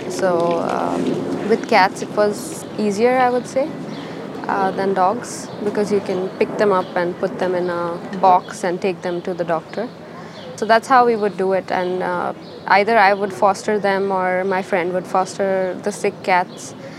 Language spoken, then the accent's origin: English; India; moved away as an adult; also born or lived in Bangalore, India; now in Oslo, Norway; I'm from India.